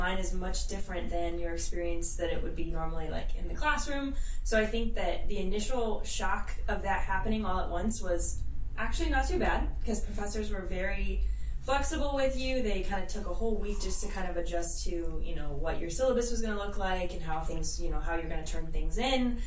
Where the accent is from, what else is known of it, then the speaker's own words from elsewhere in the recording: Canton, Ohio, United States; I was born here in Canton, Ohio